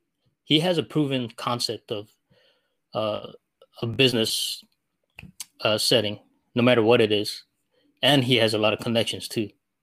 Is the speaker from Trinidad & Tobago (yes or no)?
no; Philippines; one, I'm Filipino, and I wanted to see me and be like, this guy made it that far